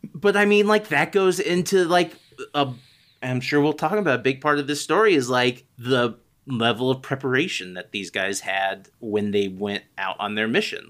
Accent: United States; I am hopelessly American

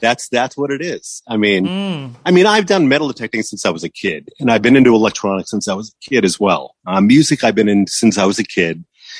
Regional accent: Massachusetts, United States; also born or lived in Los Angeles, California; now in Santa Ynez Valley, United States; Like I grew up in Massachusetts

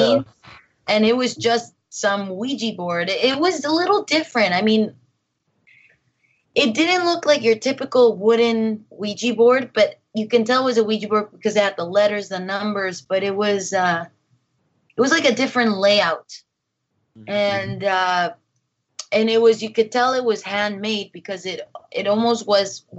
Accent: Mexico; my family, you know, we're from Mexico, so we're Catholic

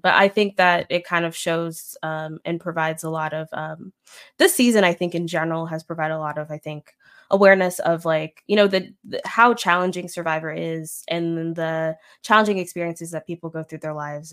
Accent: Florida, United States; moved away; also born or lived in Midwest; I'm from Florida, so that's, like, fake South, I guess, but it does has Southern elements, but I've also lived in the Midwest

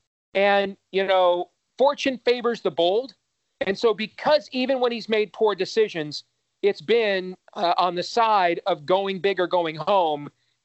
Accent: Michigan, United States; moved away; growing up in Michigan, where hockey is to Michigan what wrestling is to Iowans

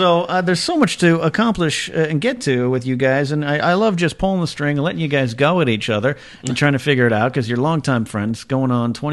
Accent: Arroyo Grande, California, United States; with Matt Donovan and Jeff Moody, my two running mates up in my hometown on the central coast of California.

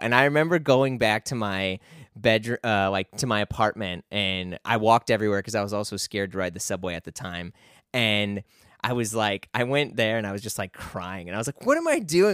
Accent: St. Louis, Missouri, United States; moved away; also born or lived in New York City; I grew up around like the Ferguson Florissant area

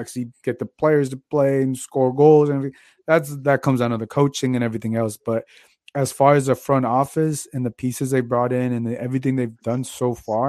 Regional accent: Phoenix, Arizona, United States; moved away; half of my life I grew up in Phoenix

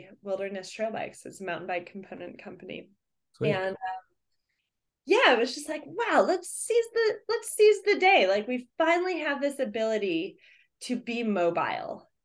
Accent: Denver, Colorado, United States; moved away as an adult; also born or lived in Fort Collins, Colorado; now in Bellingham, United States; I grew up in Denver, Colorado.

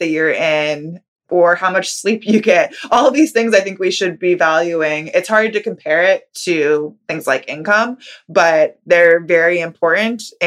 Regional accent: California, United States; I grew up in California

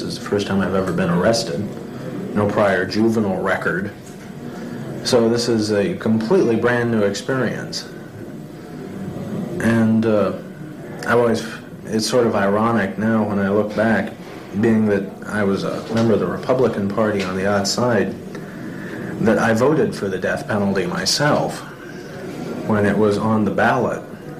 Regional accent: San Francisco, California, United States; Well, I was born and raised in San Francisco. Lived in the Mission District of San Francisco, which is the middle-income area.

